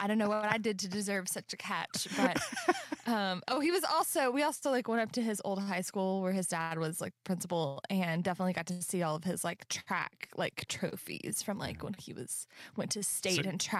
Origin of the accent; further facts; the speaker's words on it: Central Texas, United States; moved away; I grew up in Central Texas.